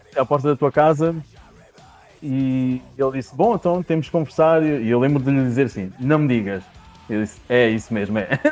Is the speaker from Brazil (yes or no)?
no; Beja, Alentejo, Portugal; moved away; also born or lived in Vila Real; eu nasci em Beja mesmo